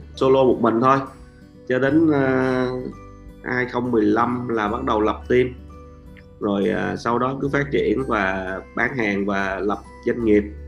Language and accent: Vietnamese; Vietnam; Mình là seller người Việt Nam